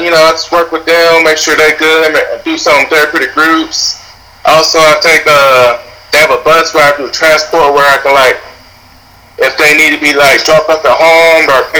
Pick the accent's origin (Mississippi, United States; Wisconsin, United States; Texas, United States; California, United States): Mississippi, United States; Biloxi; from Biloxi, Mississippi.